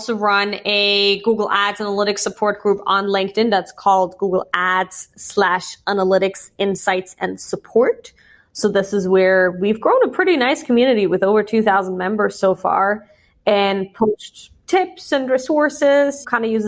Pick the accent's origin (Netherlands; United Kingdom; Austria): Austria; growing up in Austria, you're kind of like humble and you shouldn't talk about yourself much